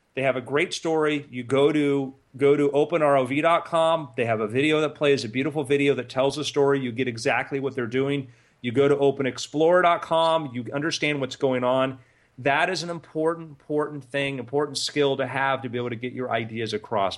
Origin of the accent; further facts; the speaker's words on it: South Florida, United States; Justin and I grew up in South Florida